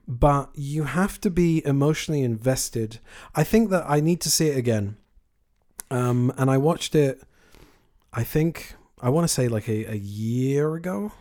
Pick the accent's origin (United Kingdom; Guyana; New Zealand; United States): United Kingdom; I am a Brit